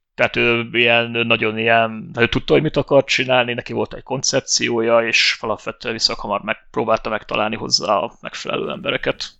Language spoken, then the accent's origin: Hungarian; Hungary; Most magyarok vagyunk